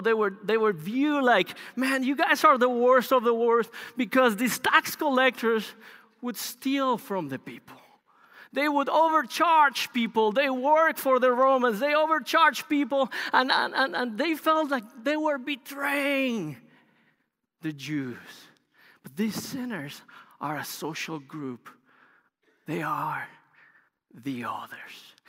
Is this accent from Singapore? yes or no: no; Bogota, Colombia; English is a second language; moved away as an adult; also born or lived in Los Angeles, United States; now in United States; Bogota, which is the capital, is a large city, um, in Colombia. I grew up there